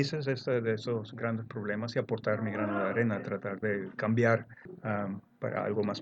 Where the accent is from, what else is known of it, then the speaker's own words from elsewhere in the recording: Venezuela; now in Netherlands; Ah, nací aquí en Holanda, pero me crié en Venezuela. Tengo madre venezolana y padre holandés.